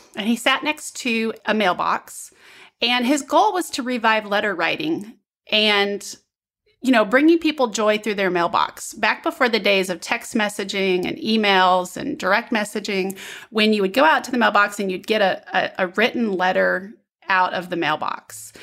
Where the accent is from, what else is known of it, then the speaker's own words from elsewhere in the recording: Midwest, United States; now in Southern United States; I'm from the Midwest